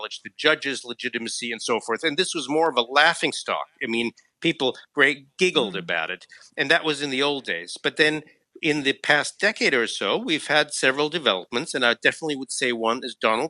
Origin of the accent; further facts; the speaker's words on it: United States; now in Germany; I'm American and write for Bloomberg.